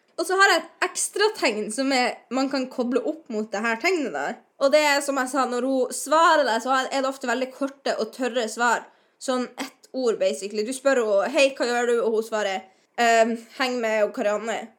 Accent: Northern Norway, Norway; moved away as an adult; Jeg er fra Nord-Norge, som du kan høre

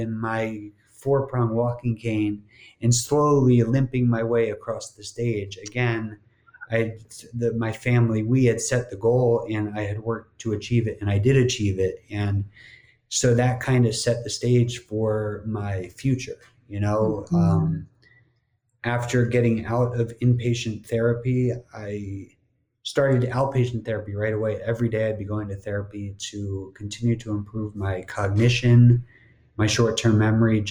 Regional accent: New Jersey, United States; moved away as an adult; also born or lived in Miami; growing up in New Jersey

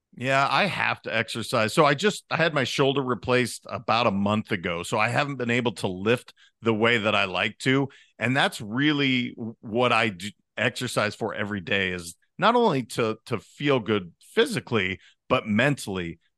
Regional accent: Montana, United States; I'm a kid from Montana.

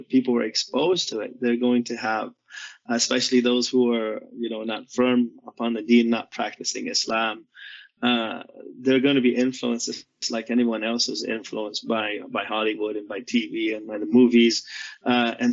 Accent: Vietnam; moved away; also born or lived in United States / Saudi Arabia / Seattle; I was born in Vietnam during that time

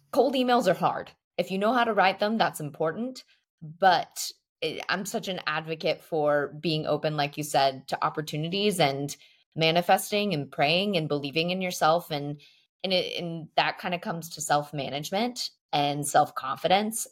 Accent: Texas, United States; now in Paris, France; we come from the great land of Texas

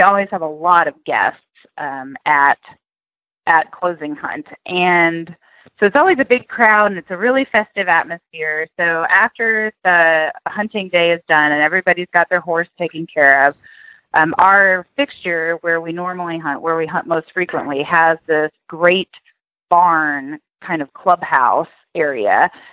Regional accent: Tennessee, United States; now in Oklahoma, United States; I grew up in Tennessee

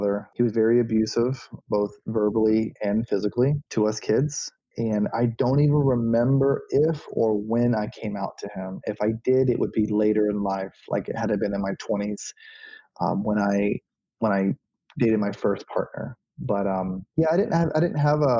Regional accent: Auburndale, Florida, United States; also born or lived in Bartow, Florida; I was born in a small town in Central Florida called Bartow. And then I grew up in another small town called Auburndale

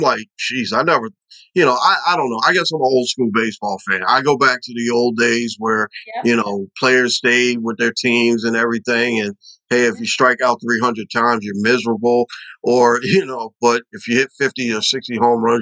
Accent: Baltimore, Maryland, United States; also born or lived in Los Angeles; I'm from Baltimore

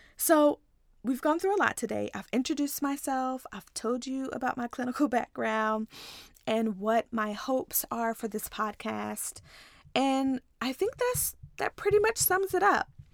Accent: Ripley, Tennessee, United States; moved away as an adult; also born or lived in Nashville, Tennessee / Texas; I'm actually from a small town in Tennessee called Ripley

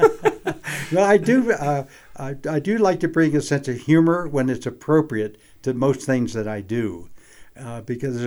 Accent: Maryland, United States; moved away as an adult; also born or lived in Oklahoma / Lander, Wyoming; now in Jackson, United States; I was born and raised in Maryland

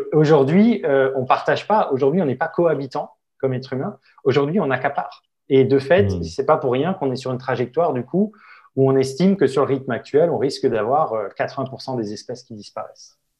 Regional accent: Alsace, Grand Est, France; chez moi en Alsace

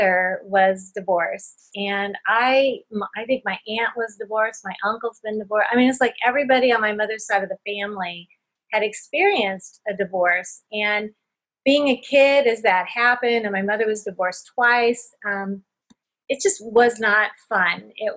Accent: California, United States; moved away as an adult; now in Indiana, United States; we're from California

